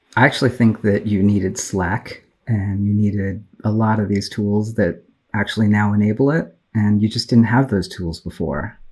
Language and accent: English; Bay Area, California, United States; I grew up in the Bay Area in tech